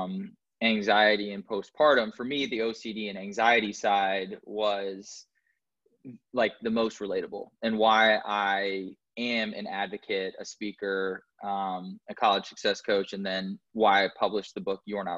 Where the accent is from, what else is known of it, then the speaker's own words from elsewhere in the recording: Indianapolis, Indiana, United States; moved away; I was born in Indianapolis, Indiana, and I didn't have a traumatic childhood